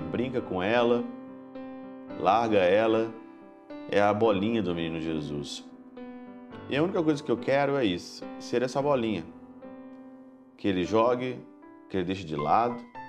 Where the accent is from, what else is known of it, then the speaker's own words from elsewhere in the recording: Ouro Branco, Minas Gerais, Brazil; moved away; eu estava na minha terra natal, em Ouro Branco, na minha paróquia